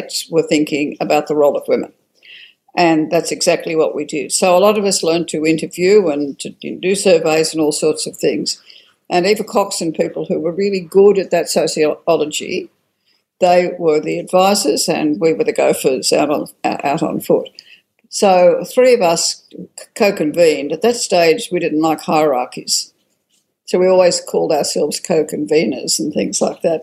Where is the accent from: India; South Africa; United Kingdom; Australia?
Australia